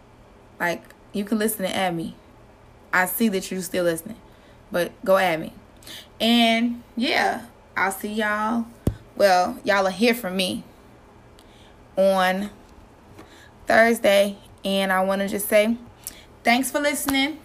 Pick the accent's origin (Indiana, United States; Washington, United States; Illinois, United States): Illinois, United States; Chicago; I'm from the West Side